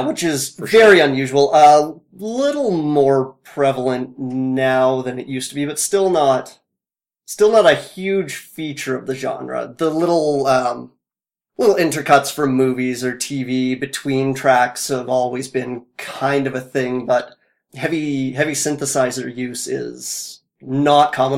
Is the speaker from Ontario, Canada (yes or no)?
no; Fort McMurray, Alberta, Canada; I grew up in Fort McMurray